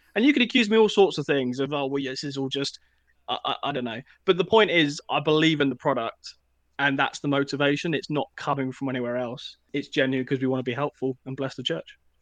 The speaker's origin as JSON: {"language": "English", "town": "Eastbourne", "region": "South East England", "country": "United Kingdom", "tie": "born or raised there", "said": "I grew up in Eastbourne"}